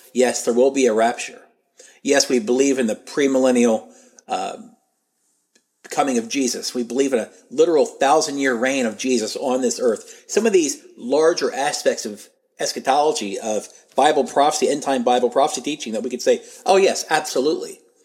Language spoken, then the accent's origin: English; United States; As an American, as a Christian